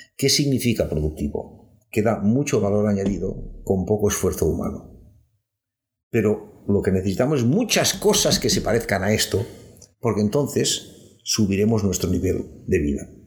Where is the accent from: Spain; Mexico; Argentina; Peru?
Spain; Catalonia; Cataluña, donde a veces somos también, una vez más, más pijos que nadie, con perdón, y soy catalán